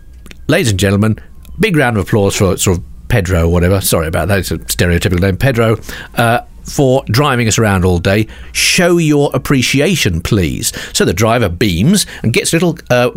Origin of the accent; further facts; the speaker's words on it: United Kingdom; we Brits